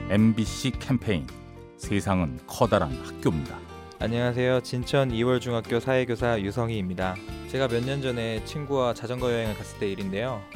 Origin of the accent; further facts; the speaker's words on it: North Korea; moved away as an adult; now in South Korea; 저는 북한에서 한의사 생활을 하다가 탈북을 했고요